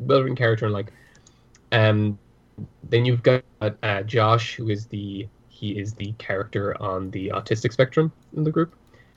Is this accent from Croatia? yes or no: no; Ireland; accent: Irish; My Irish accent comes out more when I'm talking to my family.